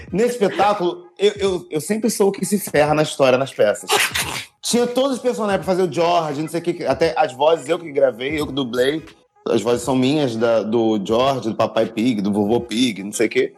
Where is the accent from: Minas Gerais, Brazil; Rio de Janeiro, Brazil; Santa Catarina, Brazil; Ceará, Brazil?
Rio de Janeiro, Brazil; Niterói; now in Rio de Janeiro, Brazil; Hoje eu moro aqui no Rio, mas eu sou de Niterói, que também é Rio, mas só que é, é município diferente